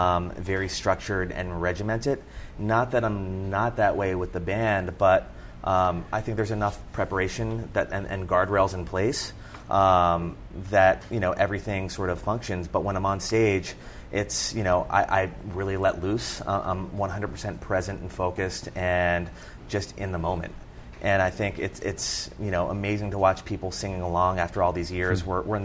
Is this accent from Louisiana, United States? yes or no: no; Churchville, Pennsylvania, United States; accent: Philadelphia; So I grew up in Churchville, Pennsylvania, which is about 20 miles outside of Philadelphia. Somehow I managed to shake the Philadelphia accent when I got ridiculed in college.